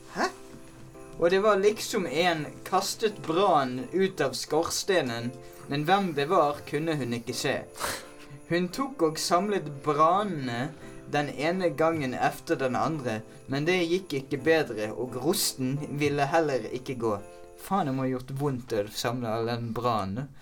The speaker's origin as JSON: {"language": "Norwegian", "town": "Bergen", "region": "Vestland", "country": "Norway", "said": "jeg er bergenser"}